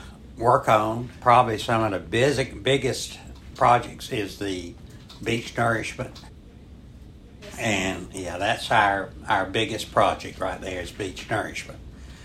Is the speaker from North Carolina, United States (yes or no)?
yes; Surf City, North Carolina, United States; From Surf City.